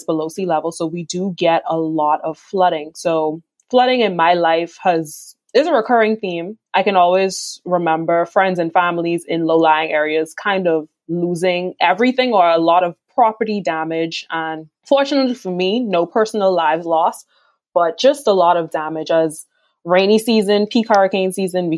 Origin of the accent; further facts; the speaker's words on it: Nassau, New Providence, Bahamas; I am born and raised in Nassau, New Providence, Bahamas.